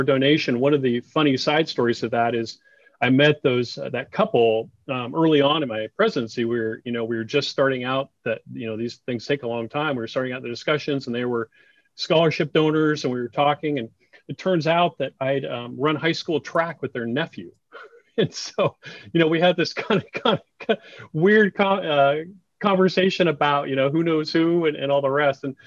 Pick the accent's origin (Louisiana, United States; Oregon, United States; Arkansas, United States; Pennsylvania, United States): Oregon, United States; Oregon City; I grew up in Oregon City